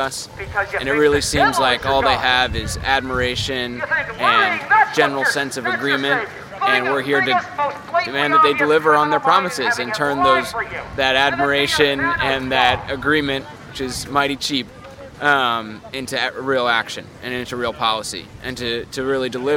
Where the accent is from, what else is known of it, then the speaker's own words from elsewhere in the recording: Chicago, Illinois, United States; I'm 24 years old, and I'm from Chicago, Illinois